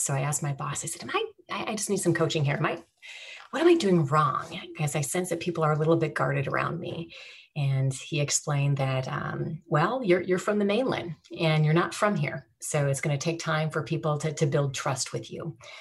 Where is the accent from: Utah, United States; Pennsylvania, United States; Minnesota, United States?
Minnesota, United States; St. Paul; moved away as an adult; also born or lived in Honolulu, Hawaii; growing up in St. Paul um, was fantastic